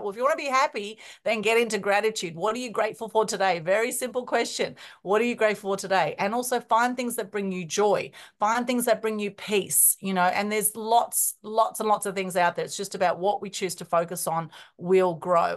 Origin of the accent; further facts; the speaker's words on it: Melbourne, Victoria, Australia; very interesting growing up, even though I was born in Australia, because I have Greek, Turkish, Ukrainian background